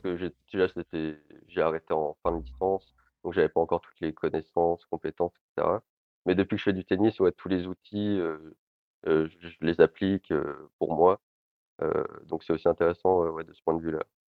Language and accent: French; Lille, Hauts-de-France, France; Je suis originaire de Lille